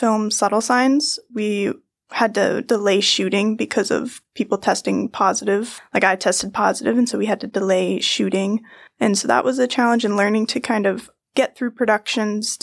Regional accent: Maine, United States; moved away as an adult; I'm from Maine

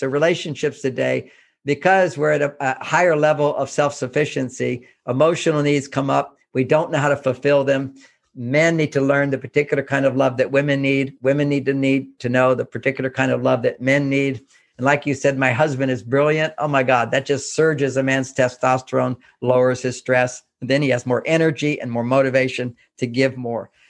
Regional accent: Houston, Texas, United States; I grew up in Houston, Texas

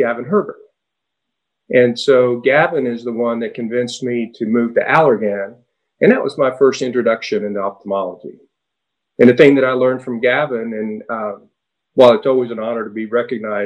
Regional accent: Miami, Florida, United States; also born or lived in Cuba; So I was about 8 years old, and they took us out of there and moved us to Miami. And so I actually grew up in what is now South Beach

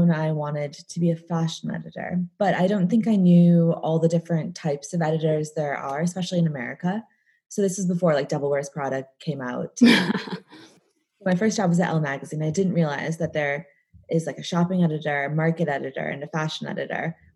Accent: just outside of Chicago, Illinois, United States; accent: American; moved away as an adult; also born or lived in New York; now in London, United Kingdom; I live in London, but as you can probably tell, I have an American accent. Um, I grew up in just outside of Chicago, um, and I lived in New York for a while and moved here about eight years ago.

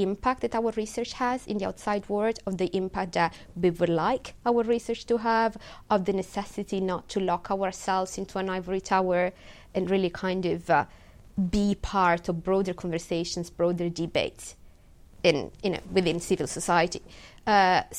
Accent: Italy; English is a second language; moved away as an adult; now in United Kingdom; my home country. You know, back in Italy

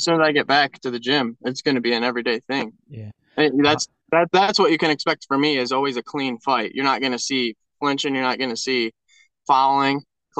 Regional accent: Greenwood, New York, United States; I'm from Greenwood, New York

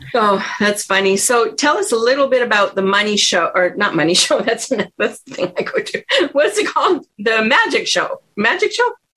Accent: Ottawa, Ontario, Canada; now in United States; So I grew up in Ottawa, Canada

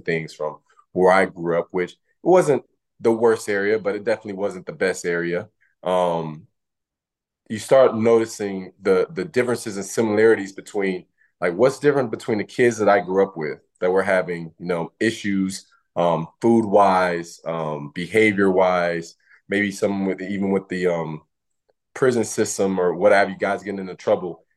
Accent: Louisiana, United States; moved away as an adult; growing up in Louisiana

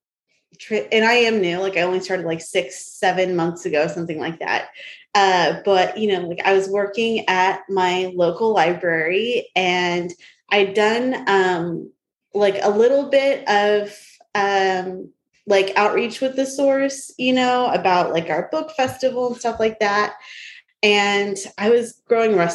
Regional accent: Sanger, United States; moved away; I grew up in Sanger

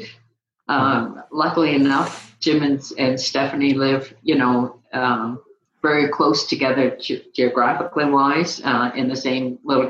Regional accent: Canada; now in Phoenix, United States; I'm Canadian

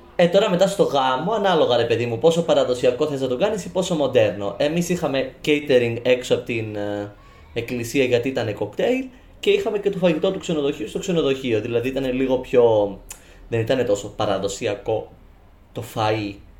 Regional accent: Cyprus; Στην, Κύπρο, στην στο χωριό μου

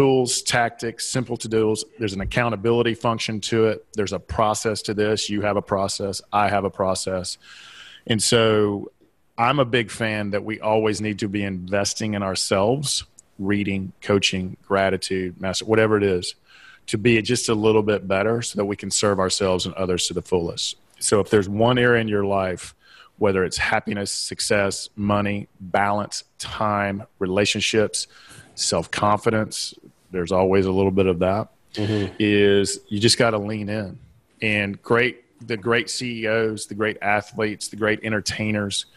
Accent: Southeastern United States, United States; accent: Southeastern; my Southeastern accent

